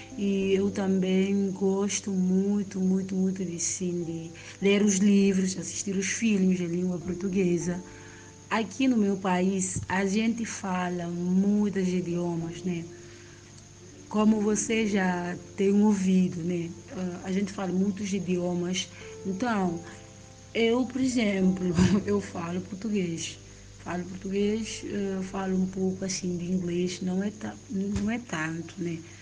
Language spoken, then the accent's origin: Portuguese; Guinea-Bissau; morar aqui na Guiné-Bissau foi muito bom, né? Foi muito bom crescer aqui nesse ambiente